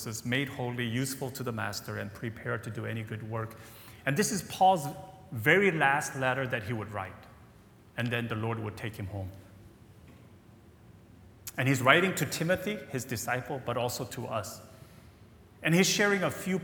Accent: United States; moved away; growing up in the States, as I shared on Friday, my father was a pastor of a Korean-American church in Virginia

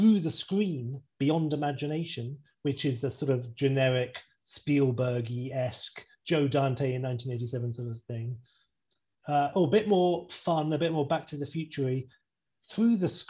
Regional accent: England, United Kingdom; I'm English

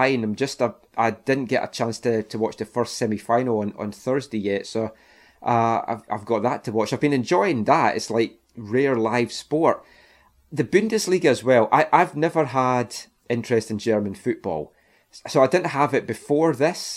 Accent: Glenrothes, Scotland, United Kingdom; we're both from Glenrothes

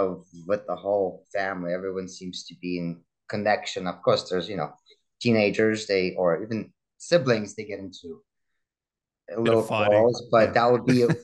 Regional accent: Russia; moved away; Immigration definitely plays a toll on people. So because growing up in Russia, I was kind of a spoiled kid

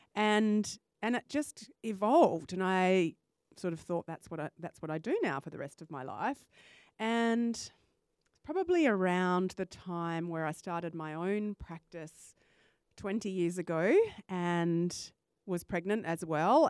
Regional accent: Perth, Western Australia, Australia; I was born in Perth and came back

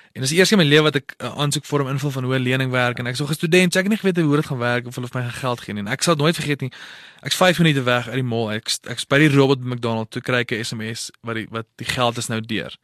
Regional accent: Potchefstroom, North West, South Africa; Ek het groot geword in Potchefstroom.

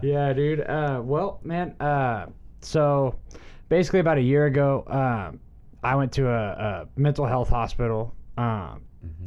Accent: Dallas, Texas, United States; my hometown Dallas

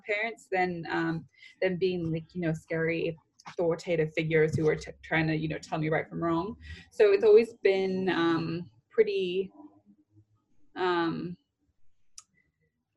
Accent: Bellevue, Washington, United States; also born or lived in Southern California / Rome; now in London, United Kingdom; I grew up in Seattle, Washington, just right outside of Seattle, in a little area called Bellevue

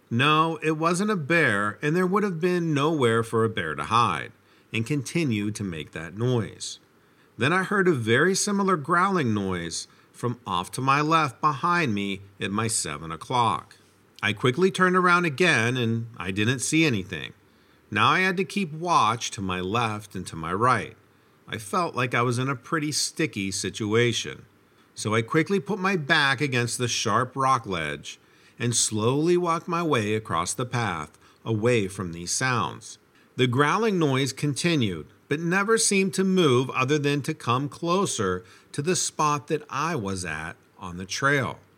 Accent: New York, United States; I was born in New York City and lived there until I was about 10 years old. My family moved to the South Shore of Long Island, New York, and I grew up there.

